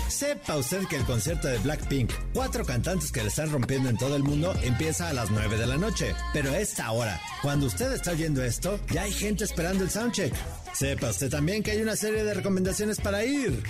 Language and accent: Spanish; Mexico; así somos los mexicanos